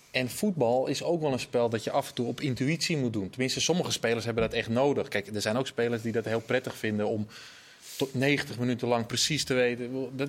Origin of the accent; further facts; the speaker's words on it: Netherlands; we blijven het moeilijk vinden als Nederlanders